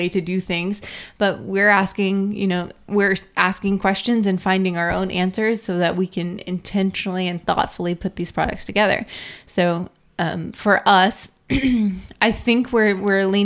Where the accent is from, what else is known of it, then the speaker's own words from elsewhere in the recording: Kentucky, United States; I was born in Kentucky in a dry county